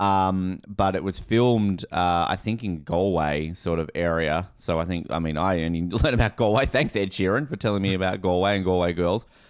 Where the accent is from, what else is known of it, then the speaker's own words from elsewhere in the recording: Hobart, Tasmania, Australia; I grew up in Hobart.